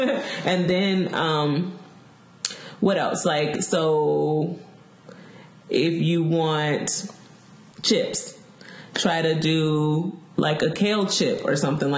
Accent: the South, United States; Oh, okay, so I am from the South. Me and Sabrina are from the South.

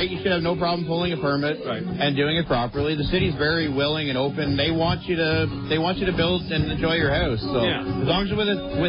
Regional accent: Brooklin, Ontario, Canada; This is my hometown.

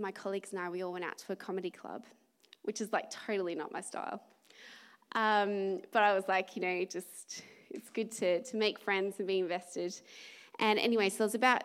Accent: Australia; I'm Australian

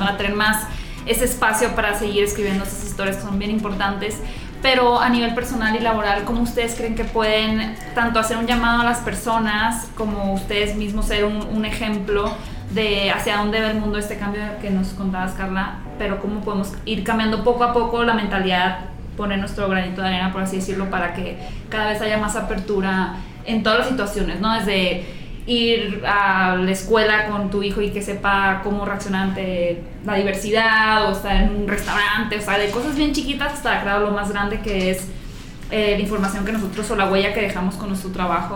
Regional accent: Hermosillo, Sonora, Mexico; en Hermosillo, que yo soy de Hermosillo

